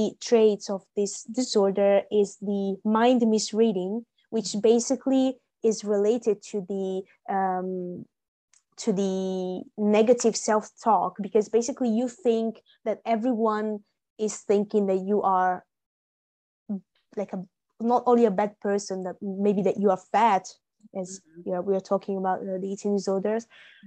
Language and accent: English; Italy; now in Milan, Italy; I live in Milan. I'm in my hometown now